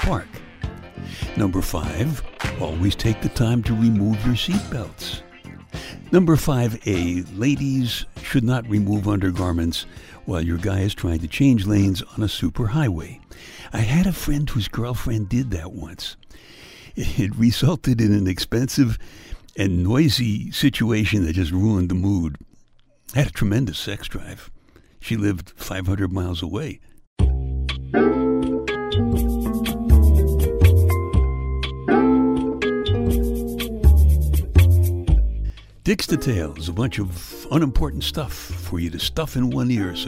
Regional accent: Brooklyn, New York, United States; my hometown, Brooklyn, New York

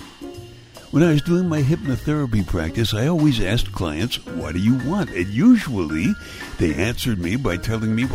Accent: New York City, New York, United States; I grew up in Brooklyn, New York

